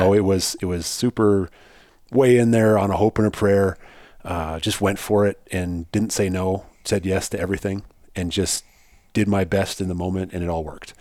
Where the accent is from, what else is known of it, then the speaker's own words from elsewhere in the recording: South Dakota, United States; I grew up in South Dakota.